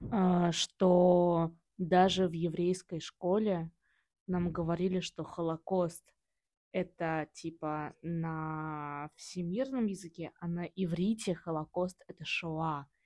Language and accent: Russian; Novosibirsk, Novosibirsk Oblast, Russia; я из Новосибирска.